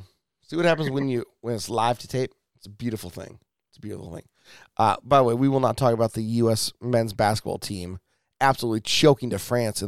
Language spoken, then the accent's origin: English; Salina, Kansas, United States; I'm from Salina, Kansas.